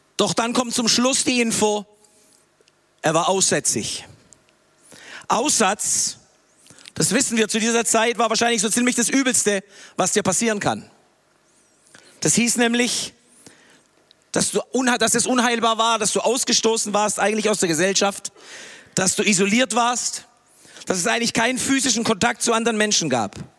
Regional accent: Tübingen, Baden-Württemberg, Germany; moved away as an adult; now in Peru; Ich bin hier in Tübingen aufgewachsen

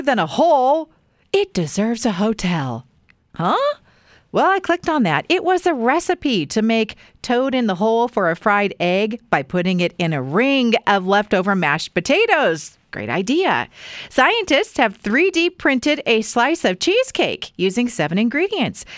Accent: Weiser, Idaho, United States; growing up in Weezer

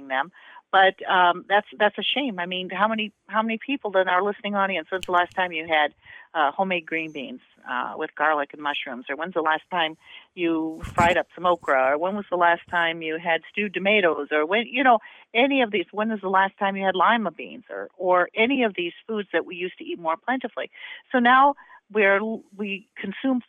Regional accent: Southern Indiana, United States; We didn't grow up in the South. We grew up in Southern Indiana

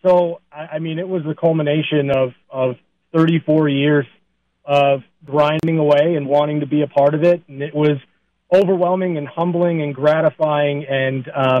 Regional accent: Southern California, United States; I was playing hockey at 5 years old growing up in Southern California.

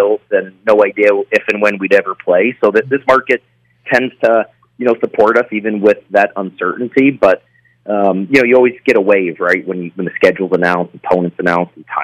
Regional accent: New England, United States; moved away; I growing up in New England, I used to go to the Garden

